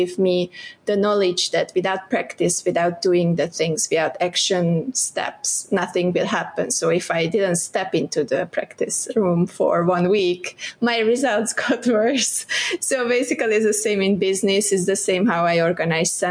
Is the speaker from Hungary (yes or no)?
yes; southeast Hungary, Hungary; moved away as an adult; now in Malaysia; I'm from Hungary, Budapest was the capital, but I'm from southeast of Hungary